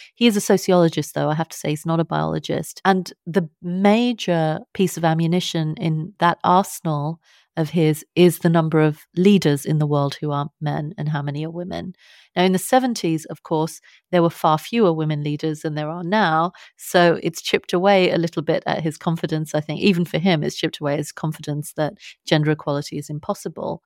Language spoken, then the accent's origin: English; London, United Kingdom; accent: British; I was born and I, I'm brought up in London